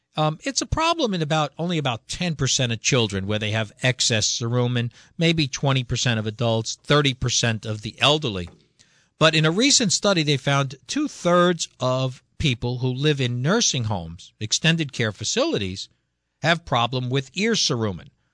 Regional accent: Connecticut, United States; we're from Connecticut

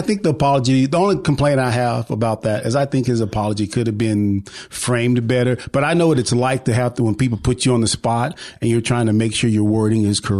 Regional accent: West Texas, United States; we grew up in West Texas

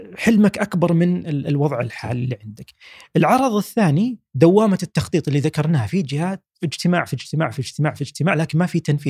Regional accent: Saudi Arabia; إحنا كشباب سعودي

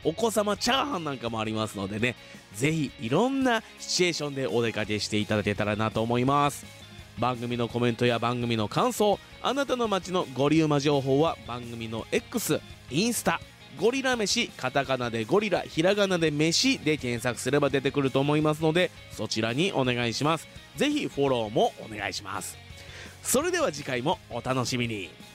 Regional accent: Fuji, Shizuoka, Japan; 生まれも育ちも静岡県富士市

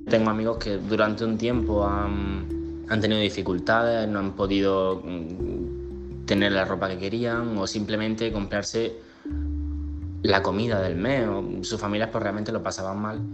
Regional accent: Huércal-Overa, Andalusia, Spain; soy de Huercalovera, un pueblo en la provincia de Almería, en Andalucía

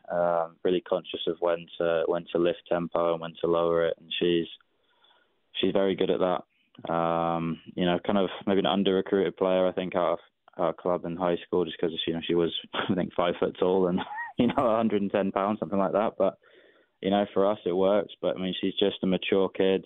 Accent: England, United Kingdom; now in Atlanta, United States; when I was growing up in England, my local club didn't didn't even want girls to play

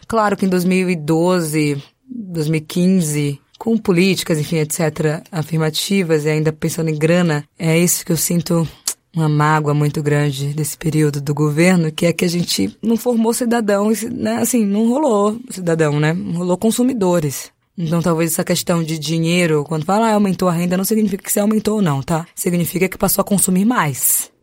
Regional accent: Salvador, Bahia, Brazil; saí do Nordeste de Amaralina para outros lugares

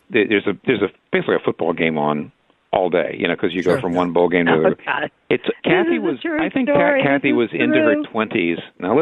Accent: Allentown, Pennsylvania, United States; I grew up in Allentown, which means I was actually a Phillies fan

